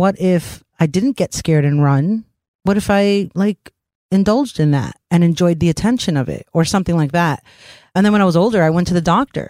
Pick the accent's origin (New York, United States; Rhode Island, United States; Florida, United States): New York, United States; New York City; growing up in New York City on the train in the 90s